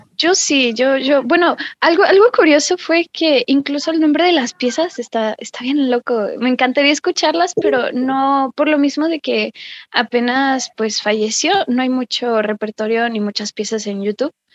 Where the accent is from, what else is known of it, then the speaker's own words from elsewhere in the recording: Mexico; somos mexicanos